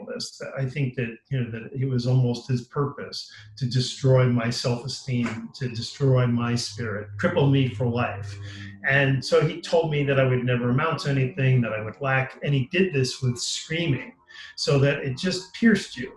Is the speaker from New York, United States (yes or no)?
yes; Long Island, New York, United States; I was a happy kid growing up in Long Island